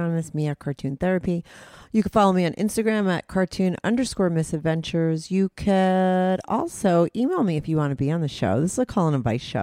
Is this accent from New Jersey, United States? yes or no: yes; New Jersey, United States; accent: Jersey; moved away as an adult; now in New York, United States; I grew up in New Jersey and lived there for, like, 25 years. So I am a Jersey girl